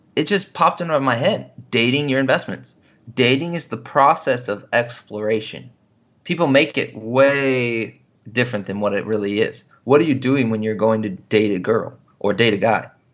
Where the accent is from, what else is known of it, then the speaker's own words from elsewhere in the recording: Washington, United States; I grew up in Washington State